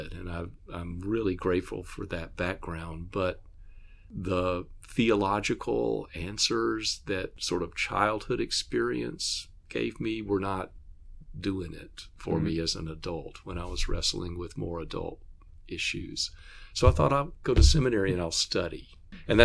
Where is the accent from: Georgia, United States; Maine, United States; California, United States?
Georgia, United States; Atlanta; I grew up in the Baptist church, in a large Baptist church in Atlanta